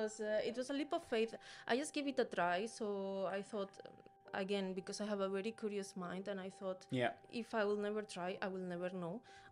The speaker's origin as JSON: {"language": "English", "country": "Spain", "said": "as you may guess from my name, I am from Spain."}